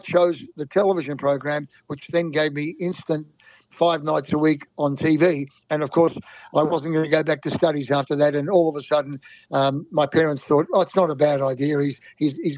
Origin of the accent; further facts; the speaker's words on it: Melbourne, Victoria, Australia; also born or lived in Austria; I was only 5 years of age when we came out to Australia, and was the best thing my father ever did to come to Melbourne